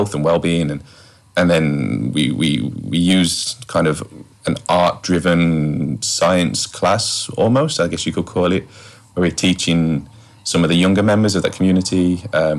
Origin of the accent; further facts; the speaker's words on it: West Bromwich, West Midlands, United Kingdom; I'm originally from West Bromwich in the Midlands in the UK, hence the accent